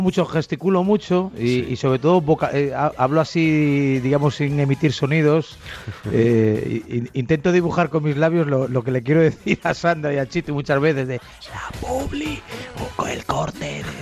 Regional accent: Galicia, Spain; moved away as an adult; also born or lived in Santa Cruz de Tenerife; now in Madrid, Spain; Yo soy español, nací en Santa Cruz de Tenerife, toda una vida en Galicia y ahora pues 20 años en Madrid

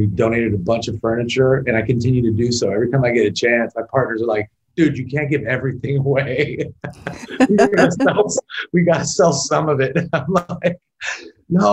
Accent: Las Vegas, Nevada, United States; I was born and raised in this town

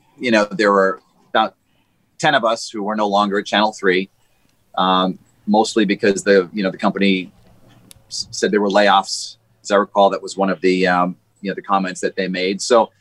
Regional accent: Boston, Massachusetts, United States; moved away as an adult; also born or lived in Grand Rapids, Michigan / Kalamazoo, Michigan; now in Hartford, United States; Now I grew up in Boston, so did my mom.

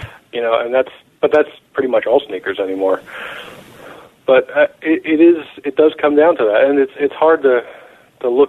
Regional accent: Philadelphia, Pennsylvania, United States; I'm from Philly

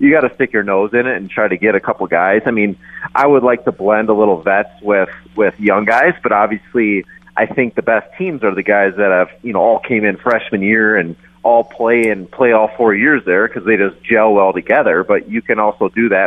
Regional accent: Minnesota, United States; I grew up in Minnesota

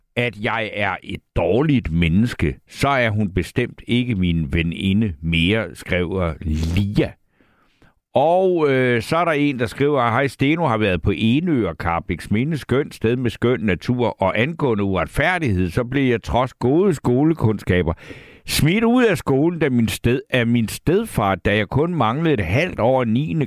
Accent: Næstved, Zealand, Denmark; jeg selv er født i Næstved

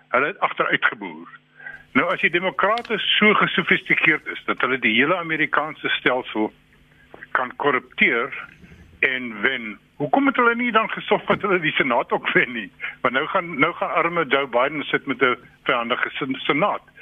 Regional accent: South Africa; 'n Suid-Afrikaner en 'n Afrikaan

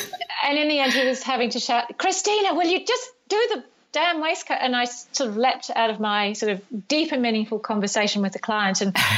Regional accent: United Kingdom; now in New Zealand; I've really worked hard on not having a New Zealand accent, but I think I have one now. I'm originally from the UK. Actually still have a UK passport.

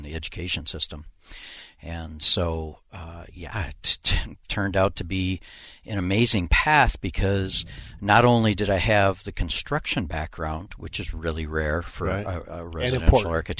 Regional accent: Minneapolis, Minnesota, United States; I grew up over by Minnehaha Falls, okay, South Minneapolis.

